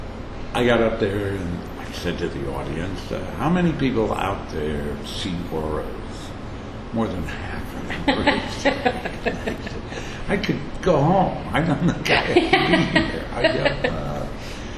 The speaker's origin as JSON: {"language": "English", "town": "Jamestown", "region": "New York", "country": "United States", "tie": "born or raised there", "moved": "yes", "lives_now": "New York, United States", "said": "went back to Jamestown, which is my hometown"}